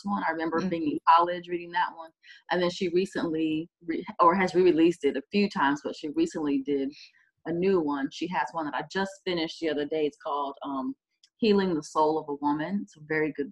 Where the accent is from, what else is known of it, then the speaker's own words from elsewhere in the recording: Miami, Florida, United States; now in Daytona Beach, United States; I grew up in Miami, Florida, in a little neighborhood called Richmond Heights, and it's just south of Metro Zoo